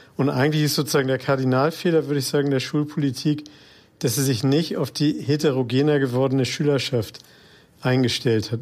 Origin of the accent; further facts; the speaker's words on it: Hamburg, Germany; freut mich natürlich als geborener Hamburger